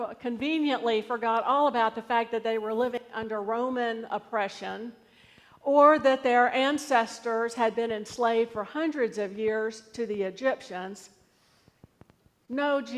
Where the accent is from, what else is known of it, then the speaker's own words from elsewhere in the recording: United States; I'm an American citizen.